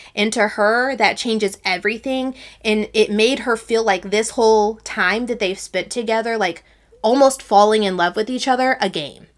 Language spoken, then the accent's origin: English; Texas, United States; Sarah and I are from the South. We're from Texas